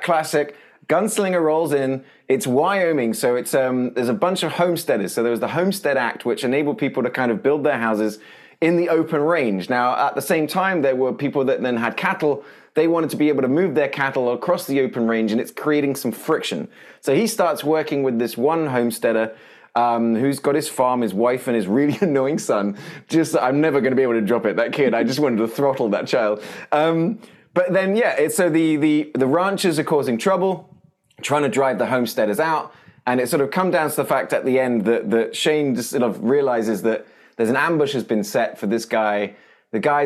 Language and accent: English; United Kingdom; born or raised there